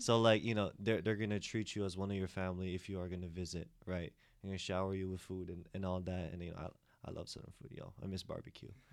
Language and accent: English; United States; also born or lived in Philippines; I grew up in the States, therefore my accent is different